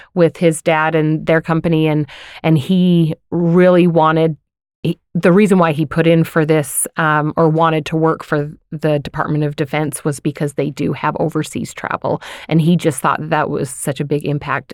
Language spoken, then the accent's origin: English; Layton, Utah, United States; now in Farmington, United States; I grew up in Layton